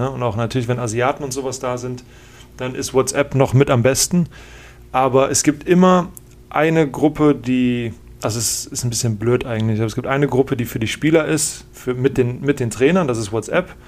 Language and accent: German; Germany; Und ich bin halt als Deutscher, ich liebe das, so eine, so eine Sprachnotiz zu schicken.